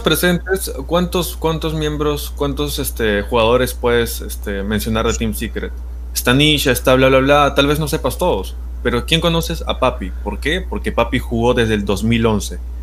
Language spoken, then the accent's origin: Spanish; Peru; yo soy peruano